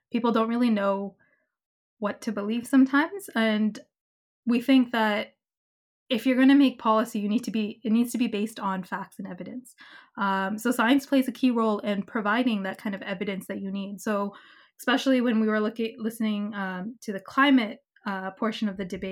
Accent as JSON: {"language": "English", "country": "Canada", "said": "as a Canadian citizen"}